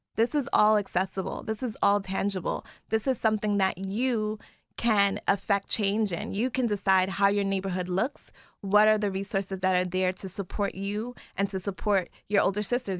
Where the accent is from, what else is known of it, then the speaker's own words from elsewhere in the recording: New York City, New York, United States; moved away; growing up in Brooklyn